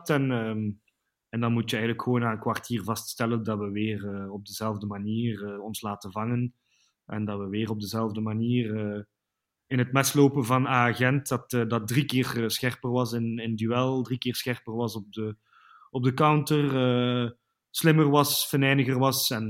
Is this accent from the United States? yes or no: no; Ghent, East Flanders, Belgium; ik moet toegeven, ik ben zelf een halve Gentenaar.